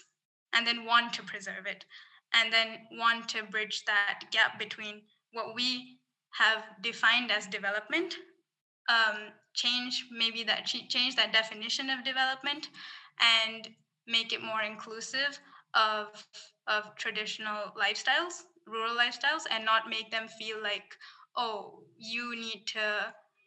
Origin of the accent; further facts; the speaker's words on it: Singapore; moved away; also born or lived in Kerala; I grew up in Singapore, so I had this, like, you know, in school I was fed this dialogue of, oh, Singapore is clean and green